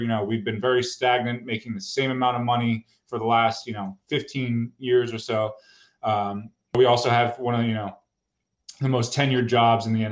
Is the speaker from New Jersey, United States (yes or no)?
yes; Middletown, New Jersey, United States; also born or lived in Neptune, New Jersey / Lincroft, New Jersey; my hometown, Middletown, New Jersey